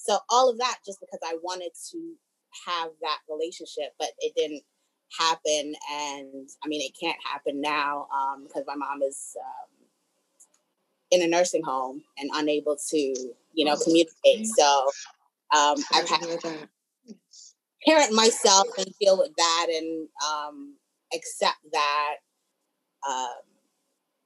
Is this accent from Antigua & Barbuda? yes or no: yes; Antigua & Barbuda; I'm from the Caribbean as well